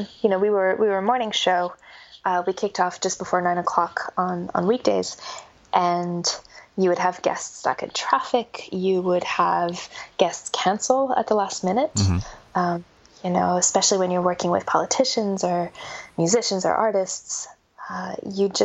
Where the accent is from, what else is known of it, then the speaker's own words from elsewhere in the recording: Canada; accent: North American; moved away as an adult; also born or lived in Melbourne, Australia; now in Australia; I'm North American, I'm Canadian, and moved to Australia in 2011.